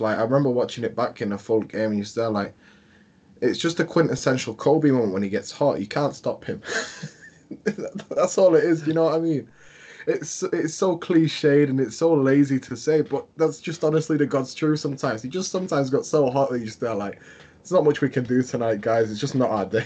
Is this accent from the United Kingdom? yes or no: yes; England, United Kingdom; I'm from England